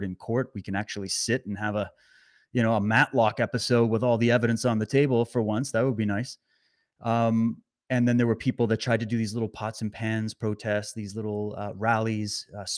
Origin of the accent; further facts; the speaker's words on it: Canada; also born or lived in British Columbia; live out in British Columbia, beautiful British Columbia. Born and raised in Canada.